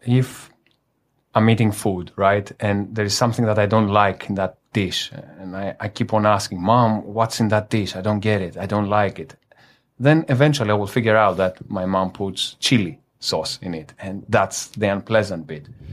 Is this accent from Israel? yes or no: no; Greece; now in Manila, Philippines; I am from Greece